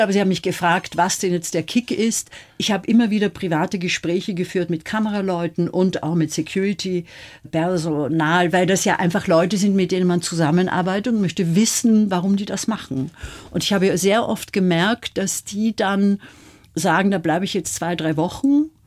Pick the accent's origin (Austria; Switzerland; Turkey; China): Austria; ich bin Österreicherin